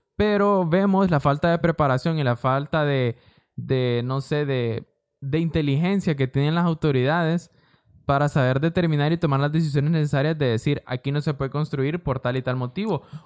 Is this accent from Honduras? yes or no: yes; Honduras; San Pedro Sula, La Lima, El Progreso, todas esas zonas, Puerto Cortés, son zonas de nuestro país